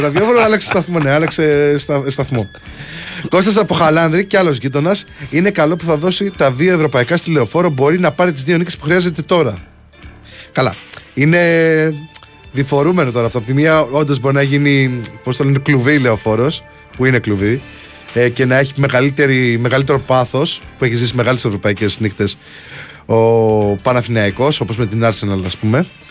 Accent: Crete, Greece; δεν είμαι από την Πελοπόννησο, είμαι κριτικό

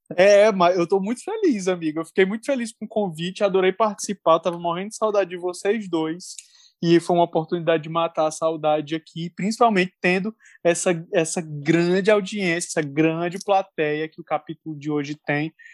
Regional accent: Fortaleza, Ceará, Brazil; como um bom fortalezense que sou

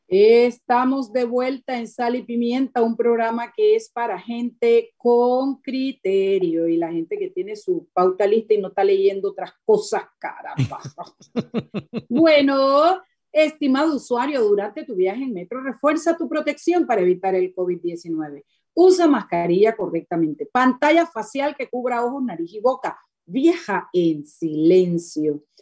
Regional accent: Chiriquí, Panama; yo soy panameña, tengo doble nacionalidad chiricana y panameña

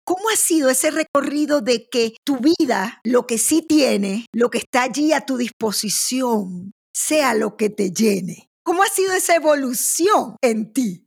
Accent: Maracaibo, Zulia, Venezuela; moved away; Yo soy de Maracaibo, yo soy caribeña.

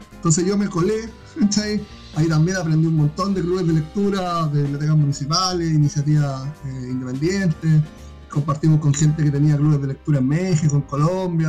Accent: Iquique, Tarapacá, Chile; Y la mayoría somos de Iquique

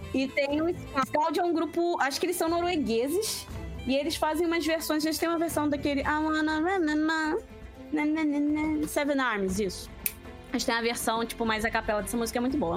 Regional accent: Rio de Janeiro, Brazil; Eu sou carioca

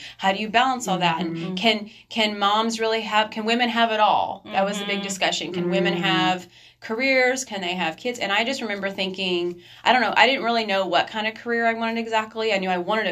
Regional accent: United States; American women

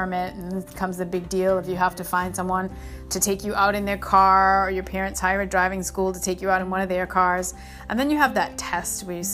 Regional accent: Northeast, United States; moved away; where I grew up in the Northeast

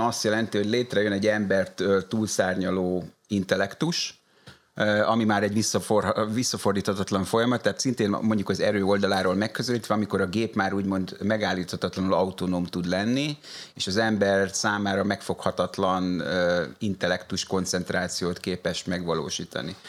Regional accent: Hungary; moved away as an adult; also born or lived in France / Brussels; Magyarországon születtem

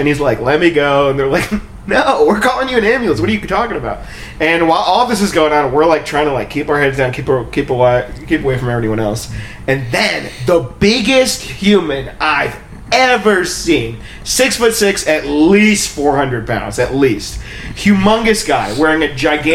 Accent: India; I'm from India

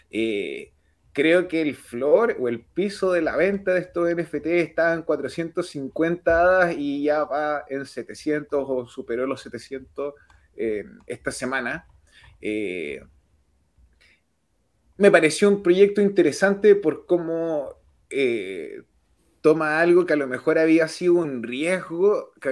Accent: Canada; Yo soy de Canadá

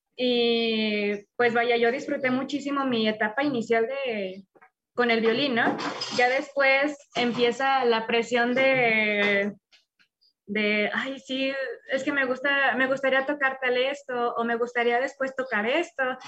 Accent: León, Guanajuato, Mexico; now in Mexico City, Mexico; soy de Guanajuato, en específico de León, pero actualmente vivo en Ciudad de México.

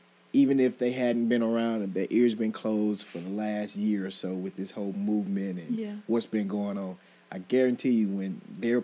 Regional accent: Millersville, United States; I'm from Millersville, mm-hmm. Sparta, Millersville area.

